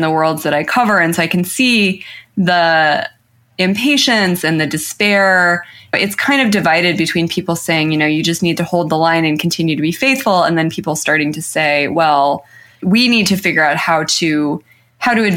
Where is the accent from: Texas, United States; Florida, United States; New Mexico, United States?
New Mexico, United States; I'm from New Mexico